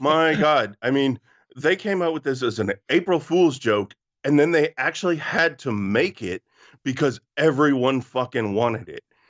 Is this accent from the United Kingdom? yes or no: no; Canada; growing up in Canada